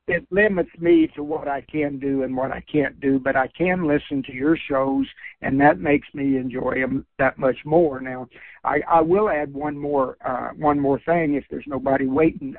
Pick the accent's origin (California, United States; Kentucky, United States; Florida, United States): Kentucky, United States; born or raised there